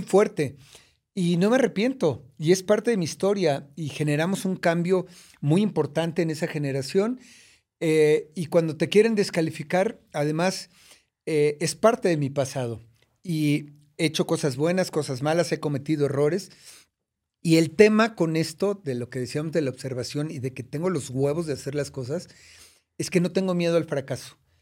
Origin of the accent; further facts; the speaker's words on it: Mexico City, Mexico; also born or lived in United States; Nací en, en la colonia San Lorenzo Chicoténcatl, en una colonia de escasos, muy escasos recursos, esa es la verdad. Este, y, de allá vengo de, de, Iztapalapa